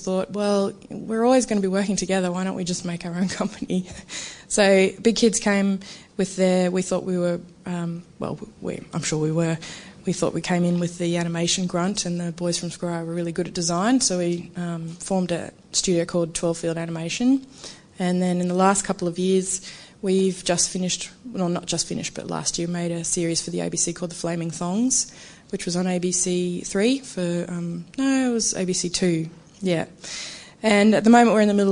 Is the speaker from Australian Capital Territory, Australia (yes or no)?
no; Brisbane, Queensland, Australia; moved away as an adult; now in Melbourne, Australia; I come from Brisbane at QCA